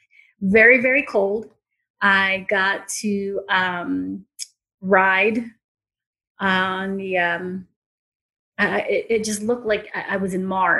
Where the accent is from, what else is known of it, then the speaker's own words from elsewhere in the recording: Philippines; moved away; I'm from the Philippines. Okay. So, Philippines, in the 80s, I mean, it's still considered a third world country, but I came from a third world country.